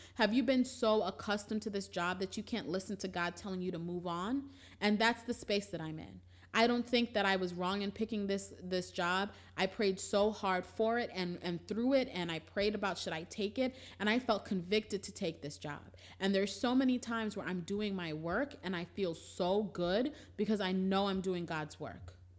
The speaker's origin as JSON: {"language": "English", "town": "New York City", "region": "New York", "country": "United States", "said": "We're originally from Brooklyn."}